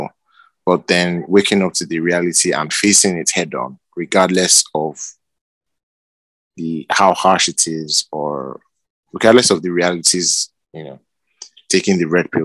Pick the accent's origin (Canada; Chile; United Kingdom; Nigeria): Nigeria; I'm from Nigeria.